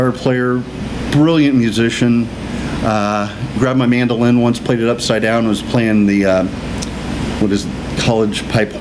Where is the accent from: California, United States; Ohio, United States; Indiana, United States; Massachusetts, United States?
Indiana, United States; also born or lived in Acton, Indiana / Wanamaker, Indiana / Brookfield, Indiana / Florida; Born in Acton, Indiana, where my dad grew up mostly, and then moved to Wanamaker, Indiana, through third grade, in between third grade and fourth grade. Then my folks moved to Brookfield, which is just the other side of Shelby County